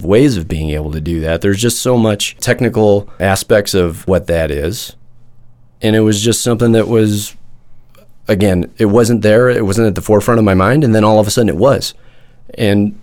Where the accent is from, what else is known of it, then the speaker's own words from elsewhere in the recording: Midwest, United States; I grew up in the Midwest